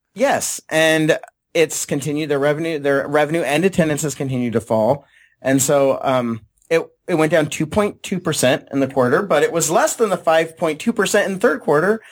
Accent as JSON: {"language": "English", "town": "San Diego", "region": "California", "country": "United States", "tie": "born or raised there", "said": "I grew up in San Diego"}